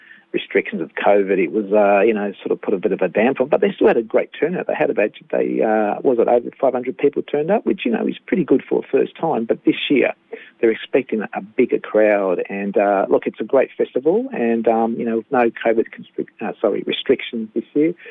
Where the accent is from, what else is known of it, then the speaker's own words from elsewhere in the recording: Kyabram, Victoria, Australia; moved away as an adult; also born or lived in Shepparton; now in Melbourne, Australia; Born and bred in Kyabram, and then I lived in Shepparton for quite a number of years before I moved to Melbourne.